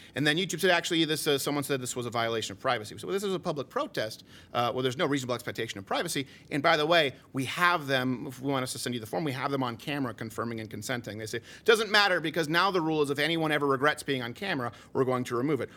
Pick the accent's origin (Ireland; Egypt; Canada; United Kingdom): Canada; now in United States; I'm French Canadian